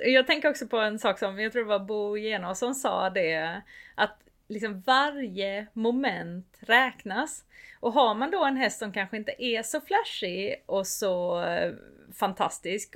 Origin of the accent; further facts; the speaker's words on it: Sweden; jag är uppvuxen i Småland